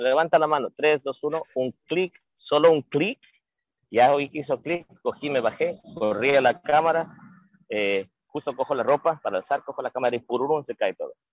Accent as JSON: {"language": "Spanish", "region": "Loja", "country": "Ecuador", "moved": "yes", "said": "todos somos lo mismo, somos artistas de Ecuador"}